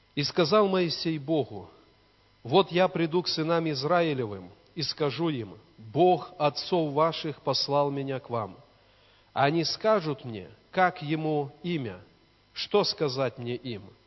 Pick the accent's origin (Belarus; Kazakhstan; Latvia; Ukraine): Belarus; Borki, Brest Region; now in Svetlogorsk, Belarus; в деревне, где мы выросли, в Пинском районе, в Борках.